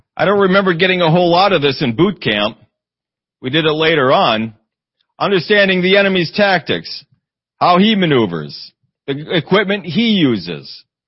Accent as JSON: {"language": "English", "town": "Eau Claire", "region": "Wisconsin", "country": "United States", "tie": "born or raised there", "moved": "yes", "said": "I grew up in Eau Claire, Wisconsin"}